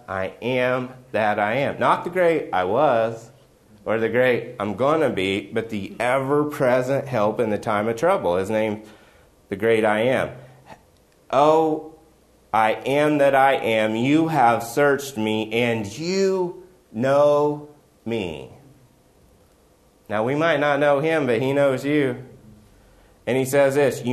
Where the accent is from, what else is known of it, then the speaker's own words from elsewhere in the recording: West Virginia, United States; I'm from West Virginia